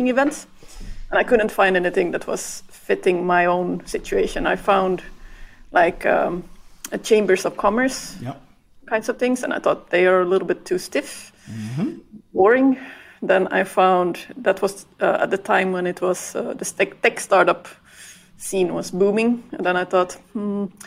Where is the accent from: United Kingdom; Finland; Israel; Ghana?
Finland; also born or lived in Belgium; now in Ireland; I'm originally from Finland